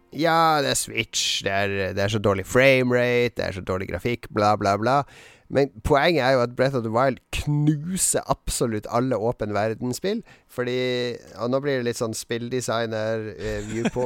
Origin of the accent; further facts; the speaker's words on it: Harstad, Troms, Norway; moved away; når jeg var hjemme i Harstad